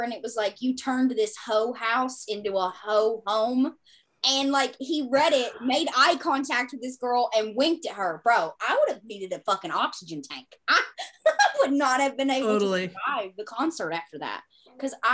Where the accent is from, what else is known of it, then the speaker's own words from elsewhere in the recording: the South, United States; I grew up in the South. I grew up around them